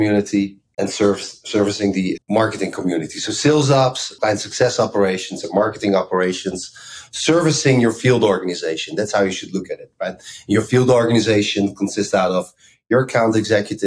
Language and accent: English; Amsterdam, North Holland, Netherlands; moved away as an adult; also born or lived in Bay Area, United States; now in United States; I grew up in Amsterdam, so I'm Dutch